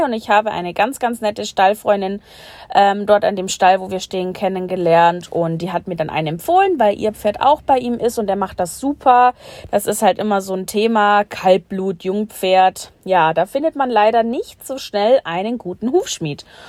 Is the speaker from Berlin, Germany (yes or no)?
no; Bavaria, Germany; ich komme aus Bayern und wohne auch dort